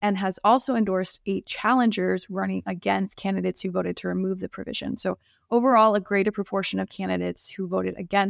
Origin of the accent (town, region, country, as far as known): Texas, United States; born or raised there